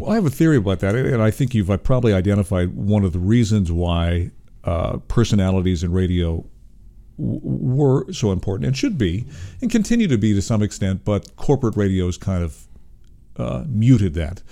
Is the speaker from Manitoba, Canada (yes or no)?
no; Toronto, Ontario, Canada; I was born in Toronto